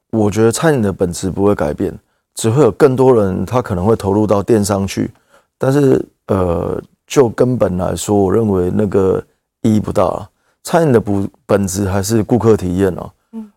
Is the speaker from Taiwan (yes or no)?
yes; Keelung, Taiwan; 我们当初一起，呃，工作的伙伴，我们都是基隆人